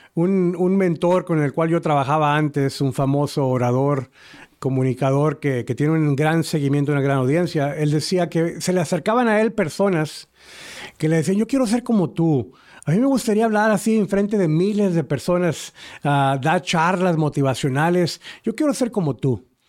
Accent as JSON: {"language": "Spanish", "country": "Uruguay", "moved": "yes", "said": "yo vengo de Uruguay"}